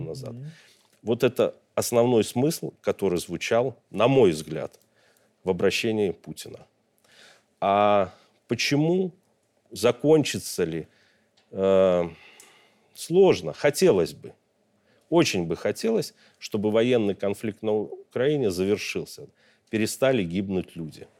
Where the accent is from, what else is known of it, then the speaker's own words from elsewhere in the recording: Belarus; как белорус, как гражданин, как обычный человек